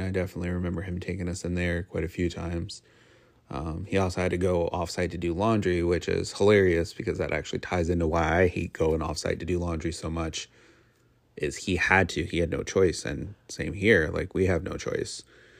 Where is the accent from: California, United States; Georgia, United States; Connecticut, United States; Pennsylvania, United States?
Connecticut, United States; every house in Connecticut where we grew up in Southern Connecticut, every home that you drive past is a multi-family house.